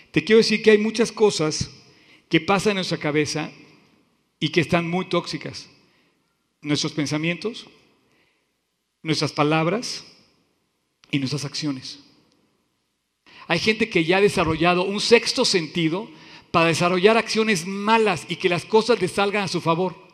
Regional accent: Veracruz, Mexico; Así soy, yo soy veracruzano y así somos, y punto.

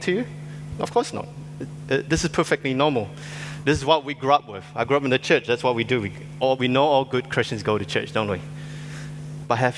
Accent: Singapore; I grew up in Singapore

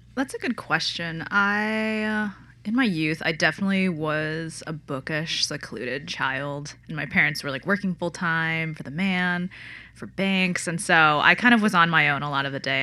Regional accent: Connecticut, United States; I grew up in Connecticut

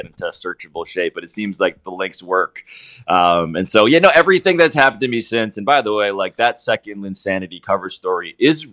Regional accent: New York City, New York, United States; as a New Yorker

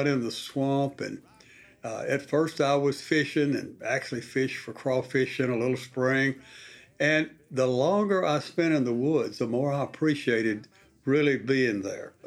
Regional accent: South Arkansas, United States; as a boy growing up in the South Arkansas oil fields

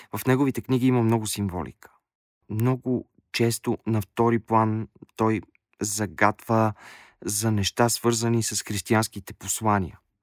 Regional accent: Bulgaria; казах, че съм от България

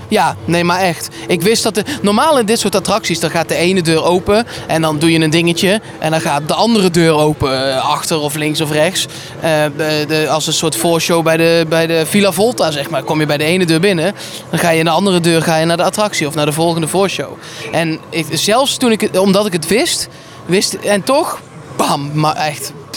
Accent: Netherlands; wij zijn Nederlanders

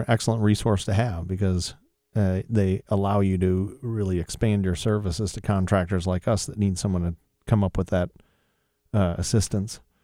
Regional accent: Sylvania, Ohio, United States; moved away; I really enjoyed growing up in Sylvania and being part of Toledo's culture

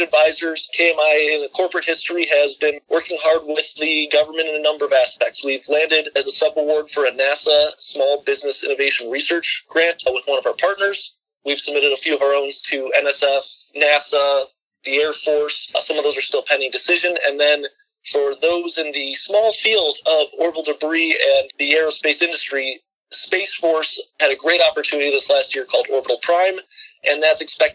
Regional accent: Chicago, Illinois, United States; moved away as an adult; also born or lived in Michigan; found myself back down in my home state of Illinois, Chicago

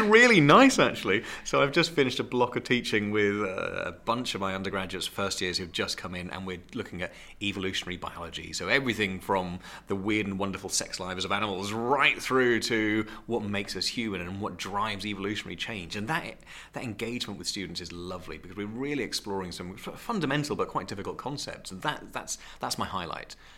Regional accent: Great Yarmouth, East of England, United Kingdom; I'm Norfolk, born and bred. I was born and raised in Great Yarmouth, which I'm very proud

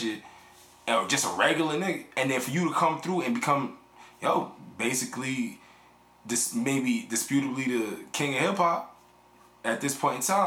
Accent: New York City, New York, United States; I'm from the Bronx

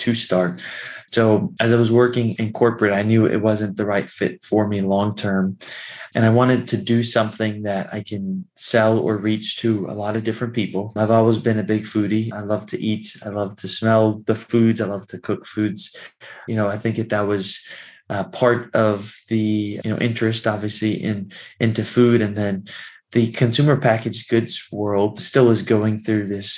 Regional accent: Florida, United States; moved away as an adult; also born or lived in Washington, D.C. area; as I got older, I moved to the DC area. I'm originally from Florida.

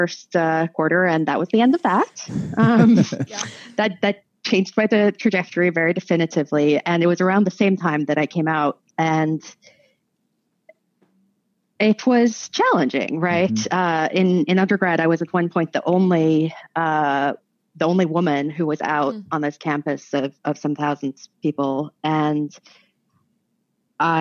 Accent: Norway; also born or lived in United States; I was born when my parents were not full immigrants to the United States, but I grew up in Norway.

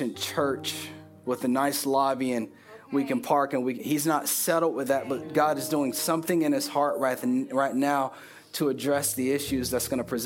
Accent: Richmond Heights, United States; moved away; They don't know I'm from Richmond Heights.

